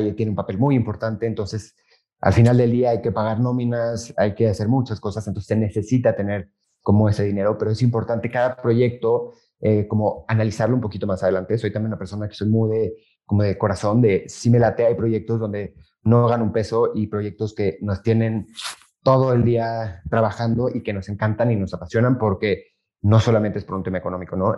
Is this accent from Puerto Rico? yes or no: no; Mexico; also born or lived in Madrid; regresé a México